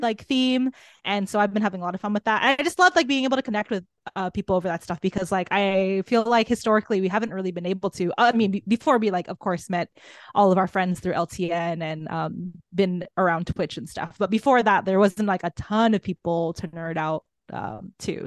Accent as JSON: {"language": "English", "country": "Guam", "moved": "yes", "said": "I'm from Guam originally"}